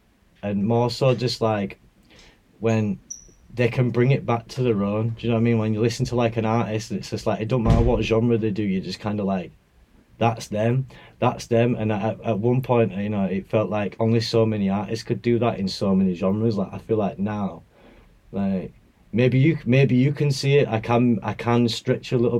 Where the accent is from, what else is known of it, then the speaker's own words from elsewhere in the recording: Bradford, Yorkshire and the Humber, United Kingdom; I'm from Bradford. I was around like bassline and grime growing up